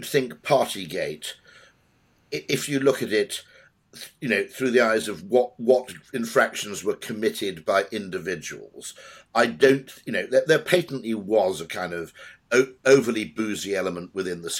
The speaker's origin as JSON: {"language": "English", "region": "Wales", "country": "United Kingdom", "said": "I'm Welsh"}